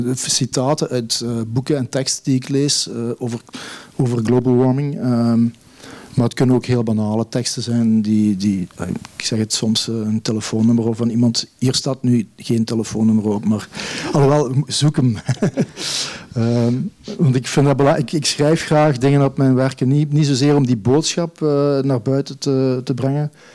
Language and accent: Dutch; Neerpelt, Flanders, Belgium; now in East Flanders, Belgium; de landschappen van mijn geboortedorp, Neerpelt. Daar ben ik, ik eh, mijn jeugd eh, doorgebracht